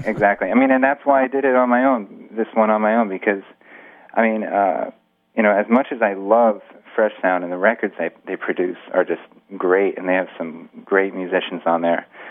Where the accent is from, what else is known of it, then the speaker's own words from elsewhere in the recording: Greenwich, Connecticut, United States; also born or lived in New York City; I was born in New York City, and then when I was about five, my parents we moved out to Greenwich, Connecticut, which is just a suburb